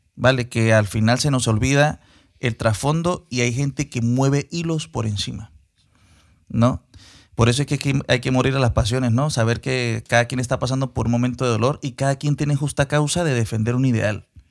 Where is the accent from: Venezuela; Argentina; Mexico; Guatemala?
Venezuela; como venezolano y como ciudadano del mundo